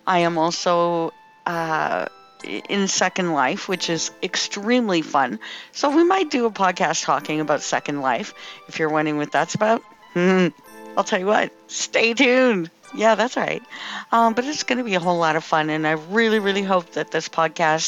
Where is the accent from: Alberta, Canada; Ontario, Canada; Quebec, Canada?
Ontario, Canada; Timmins; I am from Timmins, Ontario, Canada